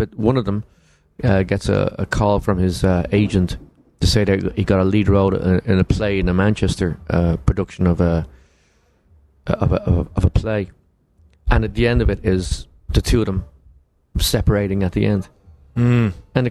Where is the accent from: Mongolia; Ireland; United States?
Ireland; moved away; also born or lived in London; We grew up together in Ireland. And I moved to London